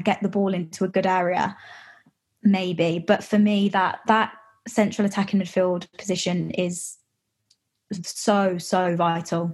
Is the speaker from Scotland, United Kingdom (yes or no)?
no; West Midlands, United Kingdom; I'm from the West Midlands